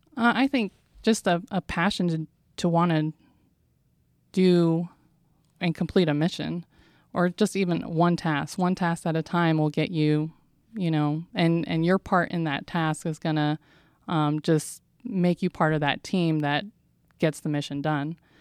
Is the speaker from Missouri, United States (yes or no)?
no; San Diego, California, United States; I'm from San Diego, California